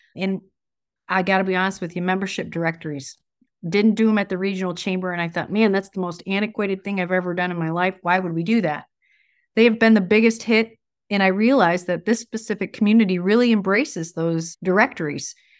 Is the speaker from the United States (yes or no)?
yes; Grand Blanc, Michigan, United States; born or raised there; also born or lived in Davison